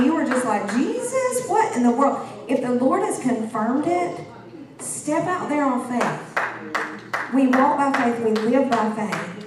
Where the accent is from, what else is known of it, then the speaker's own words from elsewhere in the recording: Georgia, United States; moved away as an adult; also born or lived in Texas; This girl's a Georgia girl to the bone